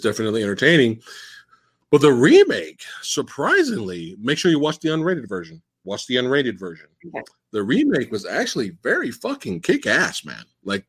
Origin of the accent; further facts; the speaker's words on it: Buffalo, New York, United States; born there; now in California, United States; Me and Jack's out here in Cali, but I bet you didn't know. I was born in Buffalo, New York, son.